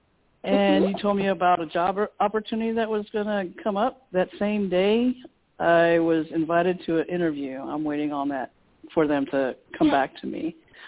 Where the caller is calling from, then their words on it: Texas, United States; Hi, Toni. … from Texas.